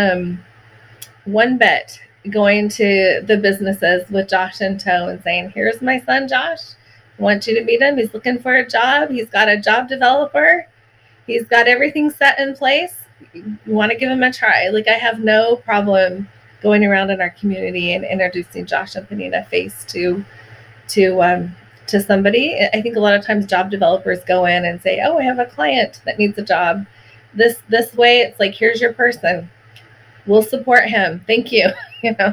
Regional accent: Oregon, United States; I grew up in Oregon. I love Oregon

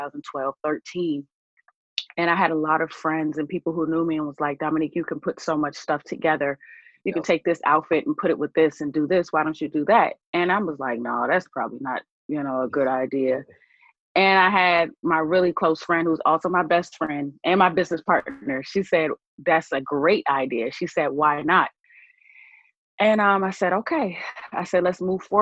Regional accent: Buffalo, New York, United States; moved away as an adult; also born or lived in Atlanta, Georgia; now in Tampa, United States; I was actually born in Atlanta, Georgia, many years ago. But I will actually say that I was raised in Buffalo, New York

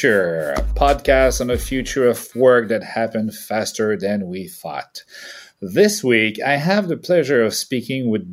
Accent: Canada; now in France; as a Canadian living in France

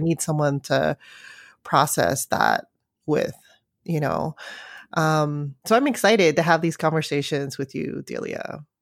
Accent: San Francisco, California, United States; I grew up in San Francisco

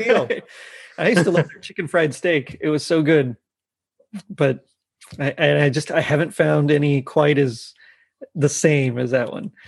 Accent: Texas, United States; I'm from Texas

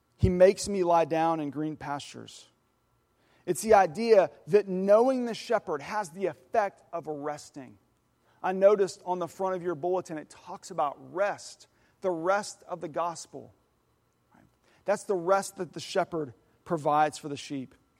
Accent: Oklahoma, United States; I know a thing or two about cattle, 'cause I'm from Oklahoma

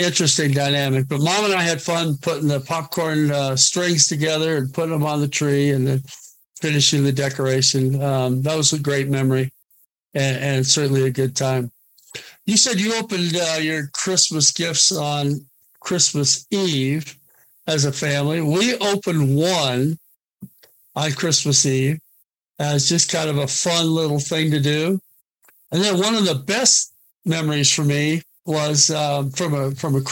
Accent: Oregon, United States; I grew up in Oregon.

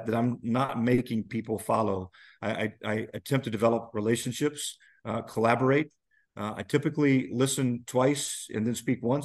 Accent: Nashville, Indiana, United States; As a youngster growing up in Nabo, and I was surrounded by family

